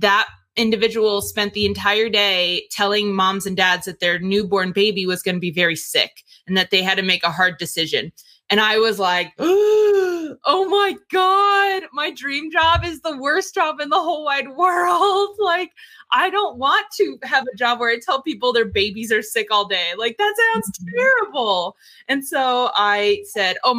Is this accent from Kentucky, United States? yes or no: no; Northern New Jersey, United States; moved away; also born or lived in Texas; I was born and raised in New Jersey, Northern New Jersey.